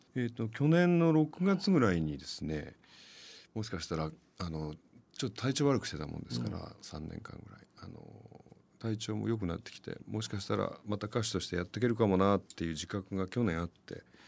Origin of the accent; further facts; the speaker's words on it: Yamanashi, Japan; 僕のふるさとの山梨県